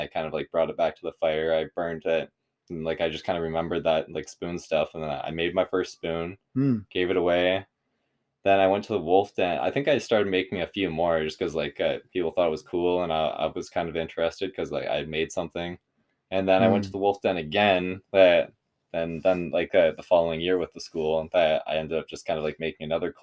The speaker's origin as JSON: {"language": "English", "town": "Curve Lake", "region": "Ontario", "country": "Canada", "said": "I'm from Curve Lake"}